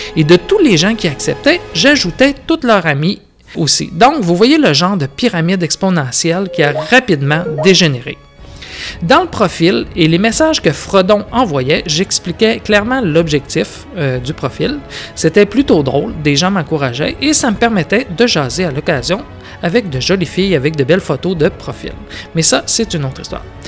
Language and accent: French; Quebec, Canada